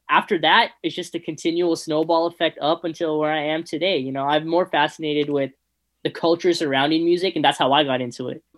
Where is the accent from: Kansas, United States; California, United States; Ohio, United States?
California, United States; San Fernando Valley; I grew up in San Fernando Valley